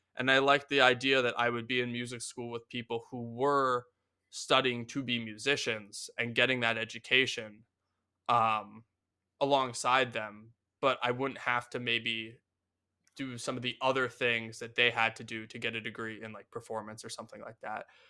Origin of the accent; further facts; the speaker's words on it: Philadelphia, Pennsylvania, United States; moved away; also born or lived in New York; I'm from Philadelphia originally